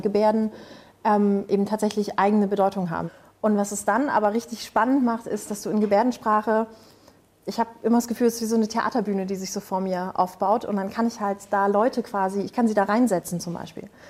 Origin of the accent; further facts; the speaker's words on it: Spreewald, Brandenburg, Germany; im Spreewald, wo ich herkomme